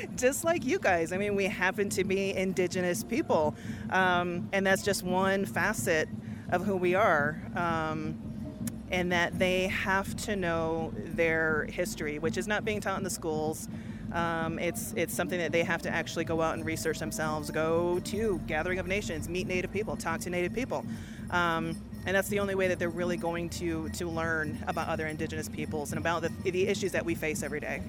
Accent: Oneida, New York, United States; also born or lived in Santa Fe, New Mexico; I'm from Oneida, New York.

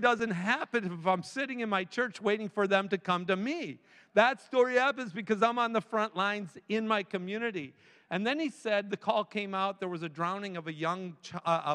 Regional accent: Manistee, Michigan, United States; Upper Michigan, where I'm from. I'm a Youper, eh? I am a Youper, eh? And I grew up in Manistee, Michigan

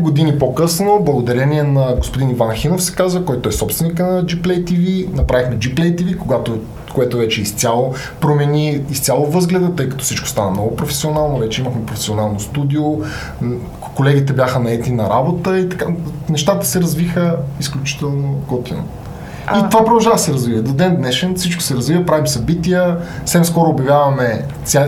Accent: Sofia, Sofia City, Bulgaria; на 32 години съм от София

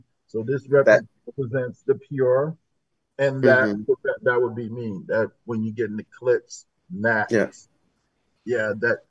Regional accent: New Haven, Connecticut, United States; I was born and raised in New Haven.

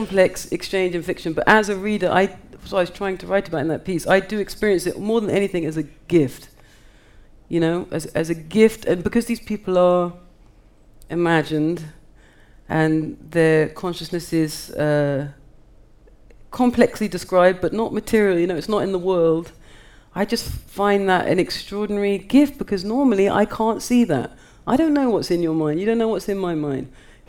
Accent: United Kingdom; I feel myself a part of that. I'm also a British writer.

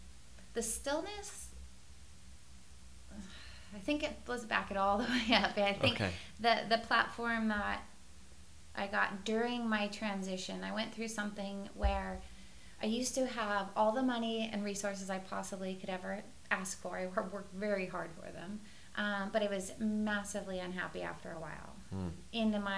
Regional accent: Sacramento, California, United States

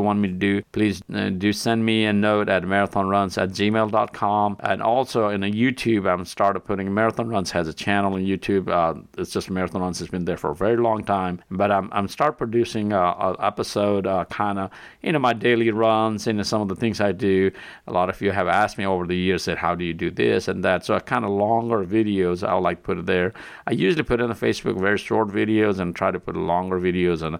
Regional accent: Nepal; moved away; I'm originally from Nepal

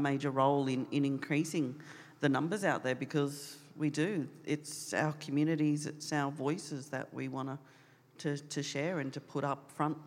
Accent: Darwin, Northern Territory, Australia; now in Canberra, Australia; I'm from Darwin

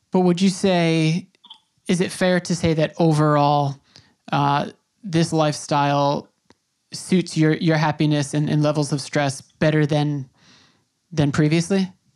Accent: Long Island, New York, United States; first language English; I grew up on Long Island in New York

